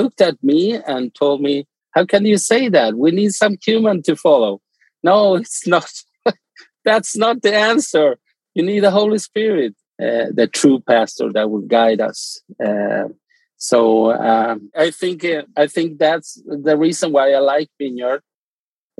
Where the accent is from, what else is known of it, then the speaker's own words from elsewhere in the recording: Argentina; moved away; I'm from Argentina